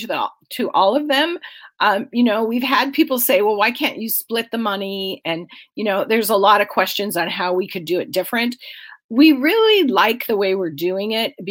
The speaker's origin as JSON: {"language": "English", "town": "Aberdeen", "region": "Washington", "country": "United States", "tie": "born or raised there", "lives_now": "Snohomish County, United States", "said": "Grace Harbor County, which is where I grew up. I grew up in Aberdeen"}